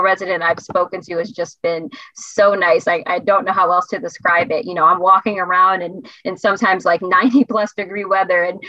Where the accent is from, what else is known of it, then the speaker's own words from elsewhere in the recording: Philadelphia, Pennsylvania, United States; moved away as an adult; now in Connecticut, United States; I grew up in Pennsylvania, originally from Philadelphia.